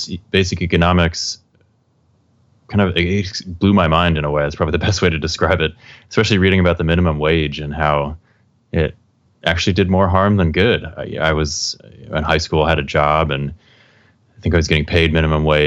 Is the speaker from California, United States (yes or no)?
yes; Southern California, United States; I grew up in Southern California